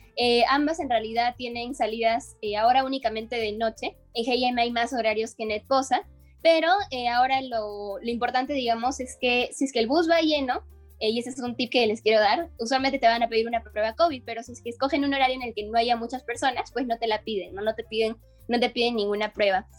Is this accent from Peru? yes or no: yes; Huánuco, Peru